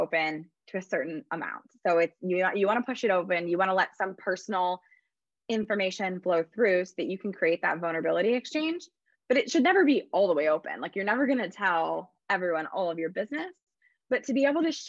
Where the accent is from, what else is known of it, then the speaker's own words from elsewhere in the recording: Midwest, United States; I'm from the Midwest